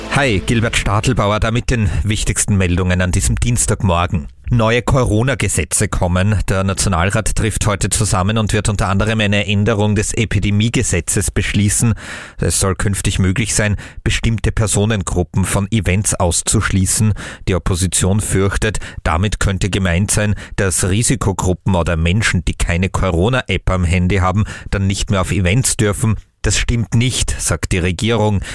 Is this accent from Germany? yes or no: no; Austria; Bei uns in Österreich